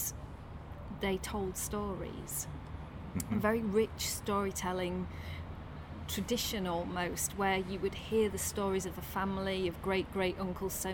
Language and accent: English; Tadcaster, Yorkshire and the Humber, United Kingdom; I'm from Tadcaster. I'm from a shitty brewery town.